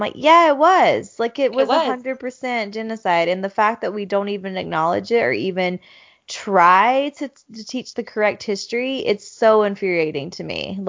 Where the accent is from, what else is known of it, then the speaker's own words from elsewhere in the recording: Arizona, United States; In our current town in New Mexico, 30 minutes from where I grew up in Arizona, it is predominantly Navajo and Mexican.